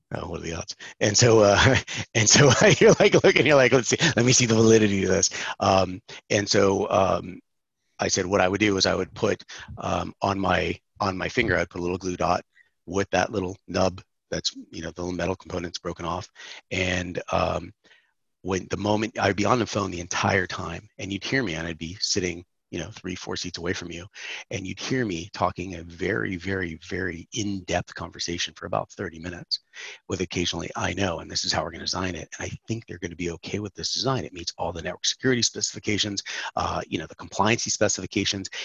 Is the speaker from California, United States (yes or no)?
yes; San Francisco, California, United States; also born or lived in Atlanta, Georgia; now in Florida, United States; Born and raised in San Francisco, California